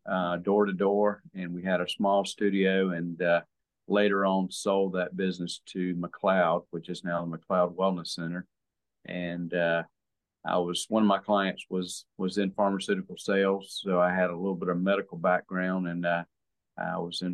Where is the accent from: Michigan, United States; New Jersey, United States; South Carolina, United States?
South Carolina, United States; Hemingway; also born or lived in Florence, South Carolina; I was born in Florence. I grew up in Hemingway, South Carolina. I hadn't left the state.